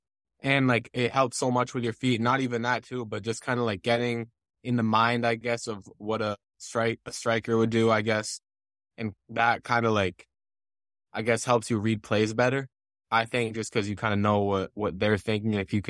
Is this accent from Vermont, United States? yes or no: yes; Montpelier, Vermont, United States; Yeah, I mean, it's great to grow up there.